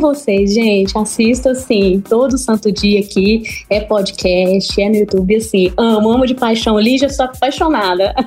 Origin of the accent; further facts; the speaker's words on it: Timóteo, Minas Gerais, Brazil; Sou da cidade de Timóteo, em Minas Gerais